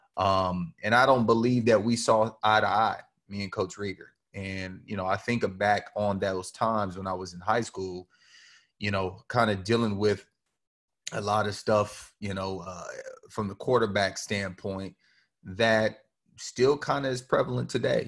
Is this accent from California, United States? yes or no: yes; Rancho, California, United States; moved away as an adult; also born or lived in Ames, Iowa; Growing up in Rancho